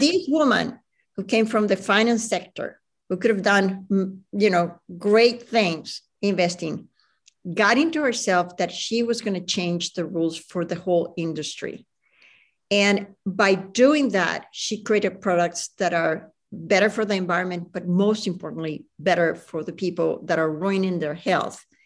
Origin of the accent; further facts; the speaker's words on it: Venezuela; moved away; also born or lived in Chile; I grew up in Venezuela